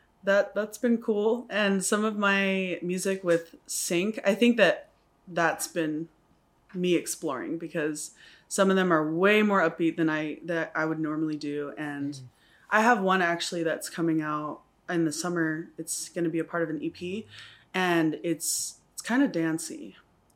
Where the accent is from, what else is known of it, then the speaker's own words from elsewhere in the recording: Guam; also born or lived in Texas, United States; now in Samoa; So I was born in Pongo, and my dad is white, my mom is Samoan, and he's a pilot. So we moved around a lot. I was raised in Guam mostly, and Texas, and then Guam.